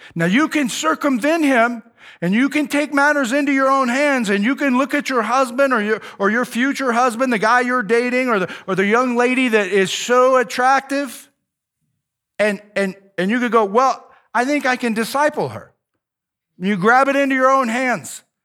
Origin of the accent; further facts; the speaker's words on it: United States; I'm an American